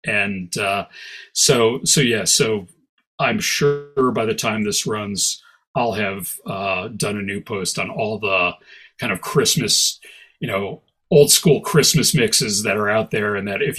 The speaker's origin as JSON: {"language": "English", "region": "Midwest", "country": "United States", "tie": "born or raised there", "said": "You know, I grew up in the Midwest, it's cold, it's dark"}